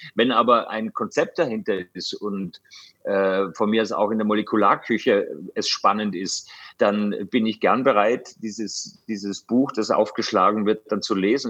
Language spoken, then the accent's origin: German; Austria; ich komme aus Österreich